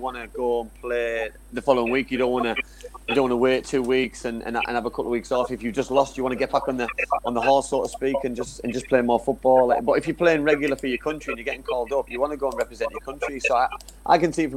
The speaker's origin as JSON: {"language": "English", "region": "England", "country": "United Kingdom", "said": "as an Englishman, I would love to see my country winning"}